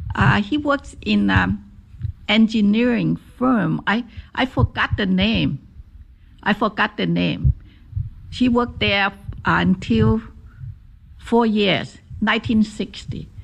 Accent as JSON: {"language": "English", "town": "Guangzhou", "region": "Guangdong", "country": "China", "tie": "born or raised there", "second_language": "English", "moved": "as an adult", "lives_now": "United States", "said": "I was born in Guangzhou"}